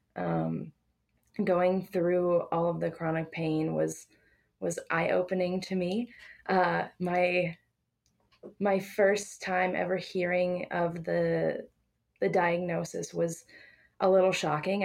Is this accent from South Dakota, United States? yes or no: yes; South Dakota, United States; now in Grand Junction, Colorado, United States; I'm originally from South Dakota